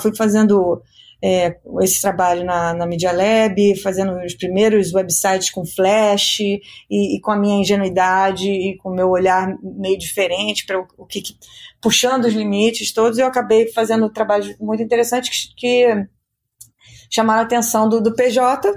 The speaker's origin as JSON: {"language": "Portuguese", "region": "Rio de Janeiro", "country": "Brazil", "tie": "born or raised there", "also_born_or_lived": "United States", "moved": "as an adult", "said": "Eu nasci no Rio"}